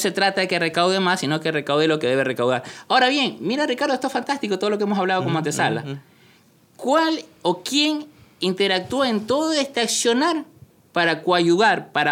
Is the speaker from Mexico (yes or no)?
no; Peru; En la Escuela Nacional de Aduanas de Perú, en el ejemplo peruano. Como peruano.